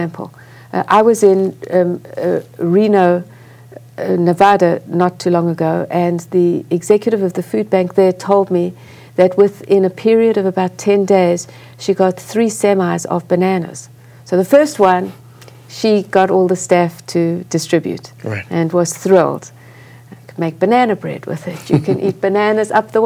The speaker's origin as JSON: {"language": "English", "country": "South Africa", "tie": "born or raised there", "moved": "as an adult", "lives_now": "United States", "said": "I grew up in apartheid South Africa, a white child in apartheid South Africa."}